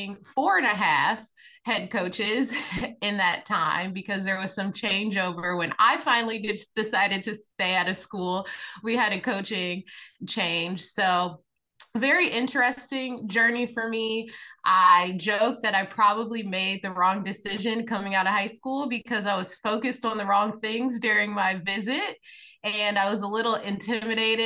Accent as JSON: {"language": "English", "region": "Indiana", "country": "United States", "tie": "born or raised there", "said": "grew up in Indiana, grew up in a basketball family."}